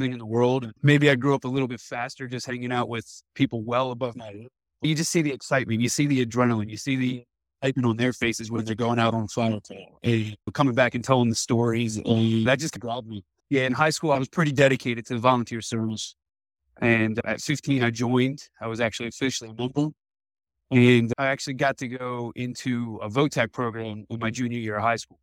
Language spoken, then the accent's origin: English; east of Annapolis, Eastern Shore of Maryland, United States; I grew up just over the Bay Bridge, the Chesapeake Bay Bridge, probably 10 minutes east of Annapolis.